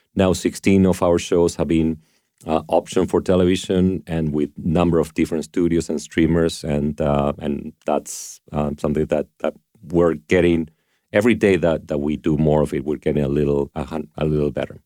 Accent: Argentina; moved away; I grew up in Argentina

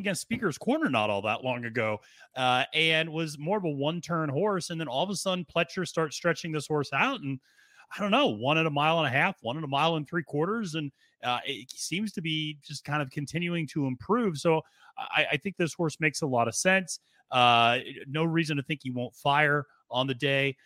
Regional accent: Reading, Pennsylvania, United States; now in Northern Virginia, United States; native of Pennsylvania, I grew up in Reading, Pennsylvania, about an hour and a half outside of Philadelphia

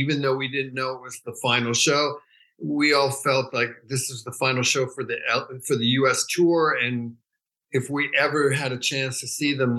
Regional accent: New York City, New York, United States; also born or lived in San Francisco; now in Los Angeles, United States; I grew up in New York City. And then in 71, I moved to Northern California

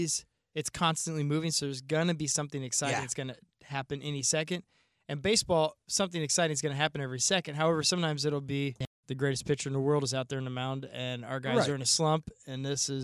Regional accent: Springfield, United States; Because I grew up in Springfield. We didn't have, you know, there's no hockey rink or anything.

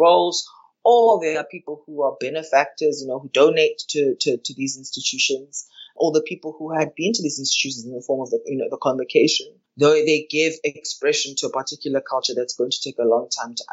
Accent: Johannesburg, Gauteng, South Africa; now in Cape Town, South Africa; I'm originally from Johannesburg

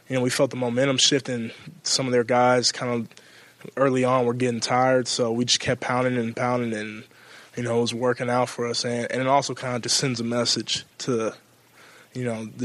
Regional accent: California, United States; moved away as an adult; now in Columbus, United States; I growing up in California

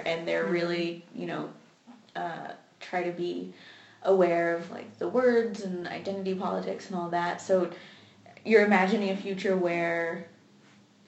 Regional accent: Texas, United States; I went to, like, public school in Texas

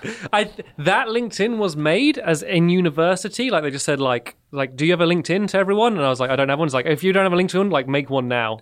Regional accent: Emsworth, South East England, United Kingdom; I grew up in the, the south of England, about 15 minutes away from where I live now. It's a, a small town called Emsworth

